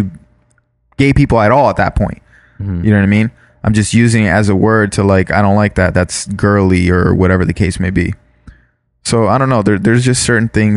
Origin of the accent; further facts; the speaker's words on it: Florida, United States; now in California, United States; Growing up in Florida, growing up where we grew up